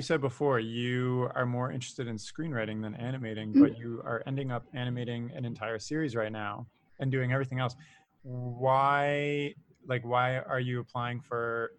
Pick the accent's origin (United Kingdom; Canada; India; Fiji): Canada; But also I'm Canadian and there are other Canadians listening to this.